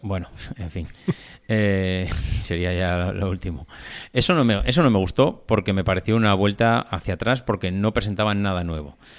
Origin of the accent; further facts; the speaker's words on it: Logroño, La Rioja, Spain; que somos de Logroño, de la Laurel